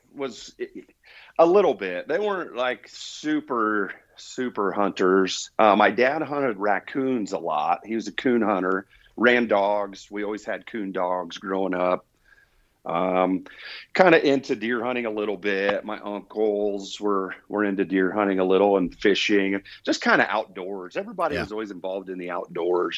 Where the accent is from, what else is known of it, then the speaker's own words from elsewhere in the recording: Indiana, United States; moved away as an adult; now in New Mexico, United States; I was born and raised in Indiana and lived there pretty much all the way through